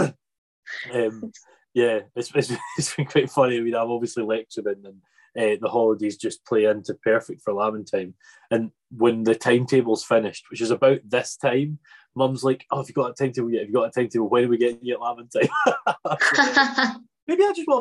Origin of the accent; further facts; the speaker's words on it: Arran, Scotland, United Kingdom; moved away; I'm also a Scottish Islander. From Arran